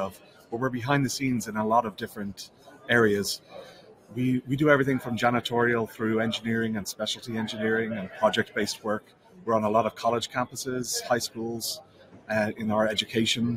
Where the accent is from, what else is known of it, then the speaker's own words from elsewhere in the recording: Ireland; moved away as an adult; now in United States; I'm from Ireland, so we kind of bonded over the fact that we were both immigrants